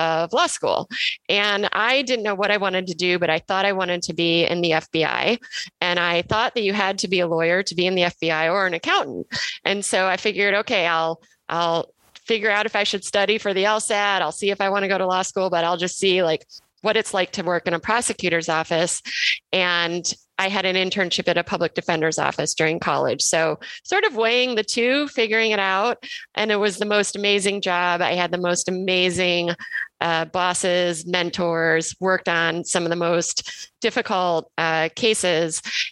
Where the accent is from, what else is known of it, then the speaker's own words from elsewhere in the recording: Cleveland, Ohio, United States; moved away as an adult; also born or lived in Milwaukee / New York City; now in Chicago, United States; I'm from the Midwest. I'm from Cleveland.